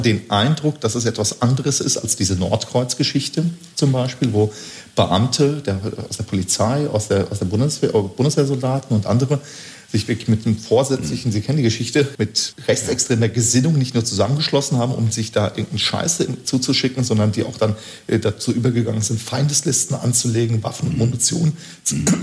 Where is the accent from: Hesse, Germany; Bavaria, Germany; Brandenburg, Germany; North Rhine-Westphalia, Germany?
Hesse, Germany; Flörsheim am Main; in Flörsam am Main, meiner Heimatgemeinde